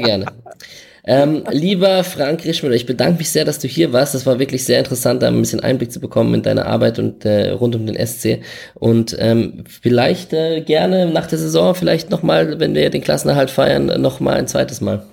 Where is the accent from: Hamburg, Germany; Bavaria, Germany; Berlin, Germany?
Berlin, Germany; Ich komme aus Berlin